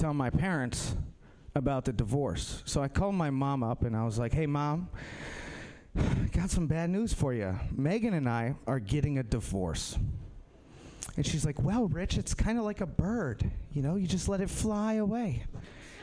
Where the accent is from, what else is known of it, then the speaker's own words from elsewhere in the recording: Minnesota, United States; moved away; I'm from Minnesota